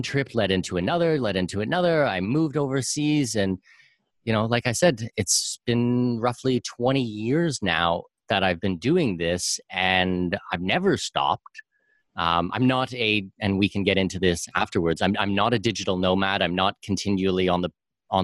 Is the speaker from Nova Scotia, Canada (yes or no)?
no; southwestern Ontario, Canada; I'm from southwestern Ontario